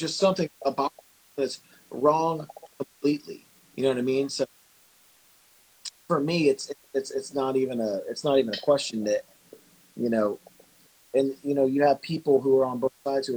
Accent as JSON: {"language": "English", "town": "Memphis", "region": "Tennessee", "country": "United States", "tie": "born or raised there", "said": "I'm from Memphis, Tennessee, so I grew up in a neighborhood that most wouldn't drive through with their doors locked"}